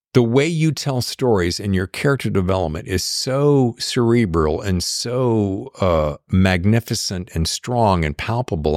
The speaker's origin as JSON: {"language": "English", "region": "North Carolina", "country": "United States", "said": "I'm from North Carolina."}